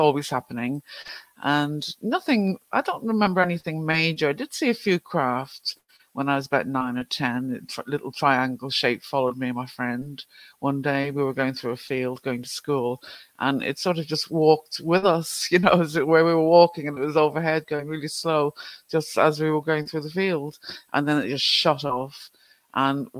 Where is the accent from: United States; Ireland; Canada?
Ireland; Growing up in Ireland, everything is either ghosts or the devil